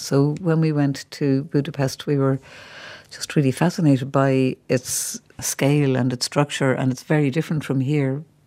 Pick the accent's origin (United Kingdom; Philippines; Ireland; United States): Ireland; we're Irish people coming here